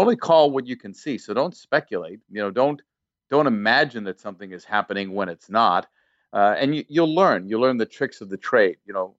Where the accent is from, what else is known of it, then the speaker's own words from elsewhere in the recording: Waltham, Massachusetts, United States; growing up in the Boston area, Waltham, Massachusetts